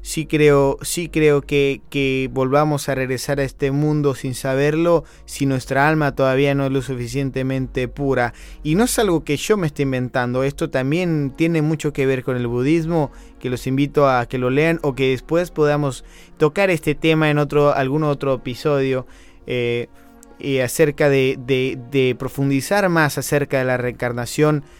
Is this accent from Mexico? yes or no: yes; Mexico; also born or lived in Argentina; yo toda mi vida la he vivido en México